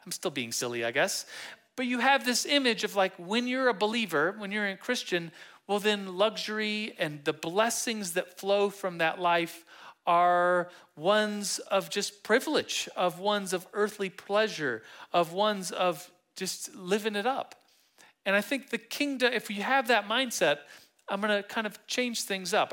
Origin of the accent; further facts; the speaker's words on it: Manitou Springs, Colorado, United States; I'm from Manitou. And we call Manitou Manitou Springs